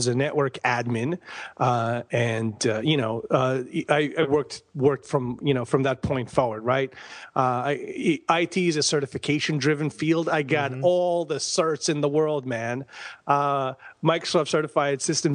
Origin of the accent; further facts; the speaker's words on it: Bosnia & Herzegovina; also born or lived in Croatia / Tucson, United States; now in United States; I am from Bosnia, born and raised. I came to the United States in 95